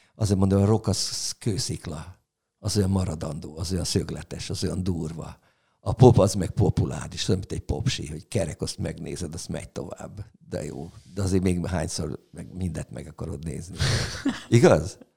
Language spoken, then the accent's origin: Hungarian; Orosháza, Békés, Hungary; moved away; also born or lived in Gerendás / Szeged; Orosháza ö, szülővárosom, ugye a gimnázium évek